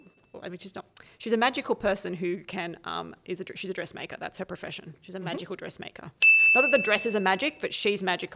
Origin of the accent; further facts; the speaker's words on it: Australia; We're Australian.